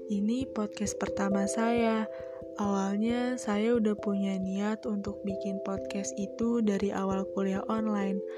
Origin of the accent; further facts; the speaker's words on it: Bogor, West Java, Indonesia; born there; Hari ini kota kelahiran saya sedang bertambah usia, kota yang terkenal dengan hujan dan rindu di dalamnya. Di Bogor banyak banget tempat yang seru